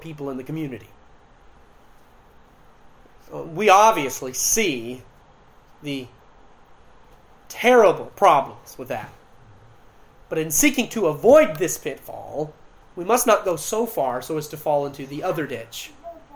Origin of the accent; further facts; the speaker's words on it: Clayton County, Georgia, United States; I grew up in Clinton County, Georgia, about 15 minutes from World Changers